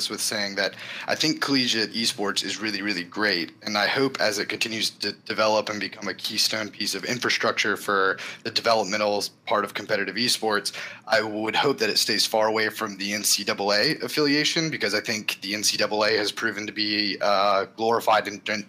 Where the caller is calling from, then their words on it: Raleigh, North Carolina, United States; Raleigh, North Carolina.